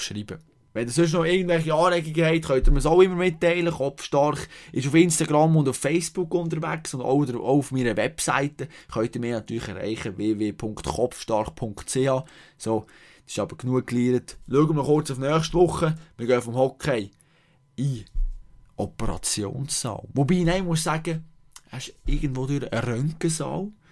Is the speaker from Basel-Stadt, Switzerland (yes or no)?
no; Bern, Switzerland; ich als Berner